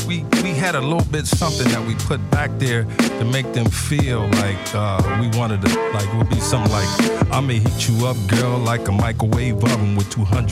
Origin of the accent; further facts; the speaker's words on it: Pittsburgh, Pennsylvania, United States; I'm from Pittsburgh